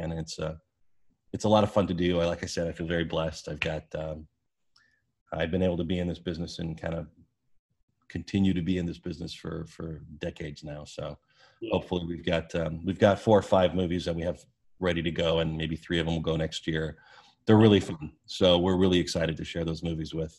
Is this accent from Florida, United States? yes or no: no; Orange County, California, United States; I grew up in Orange County